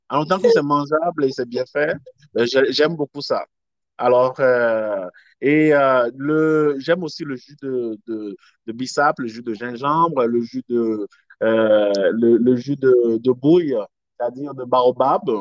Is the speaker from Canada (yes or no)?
no; Togo; OK, au Togo, je suis togolais d'origine.